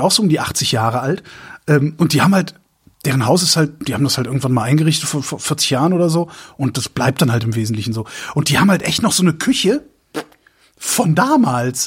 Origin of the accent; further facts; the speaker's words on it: Erftstadt, North Rhine-Westphalia, Germany; also born or lived in Tempelhof, Berlin; now in Berlin, Germany; bei uns in Erftstadt, also wo, wo ich wo ich zur Schule gegangen bin